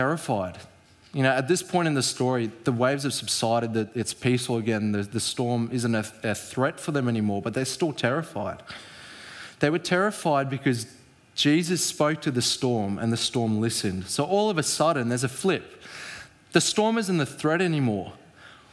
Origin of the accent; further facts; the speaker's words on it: South Africa; as a South African, our language is quite similar